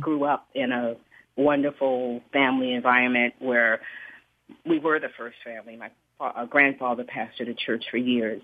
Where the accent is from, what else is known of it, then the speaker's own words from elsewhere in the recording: Charleston, South Carolina, United States; moved away as an adult; now in Bay Area, United States; I live here in California, but I'm from Charleston